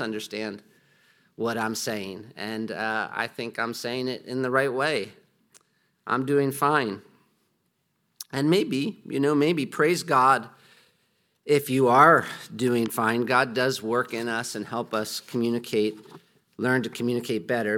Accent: United States; moved away; I'm from America

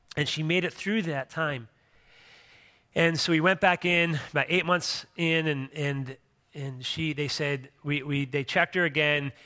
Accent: Philadelphia, Pennsylvania, United States; moved away; I grew up in Philadelphia, Pennsylvania

